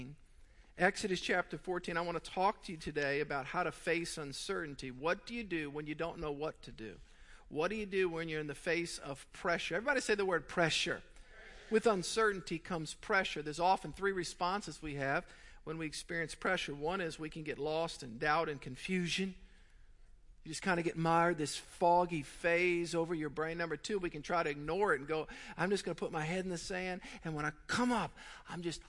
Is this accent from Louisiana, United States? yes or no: yes; South Louisiana, United States; also born or lived in Mandeville, Louisiana; I grew up in South Louisiana